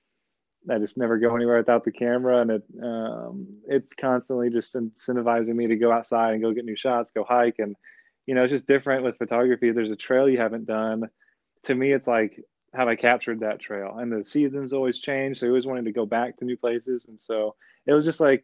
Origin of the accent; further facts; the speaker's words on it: Austin, Texas, United States; I grew up in Austin, but growing up here